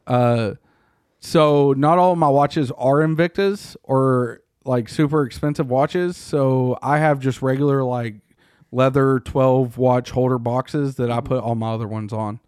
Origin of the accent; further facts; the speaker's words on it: Texas, United States; as a Texan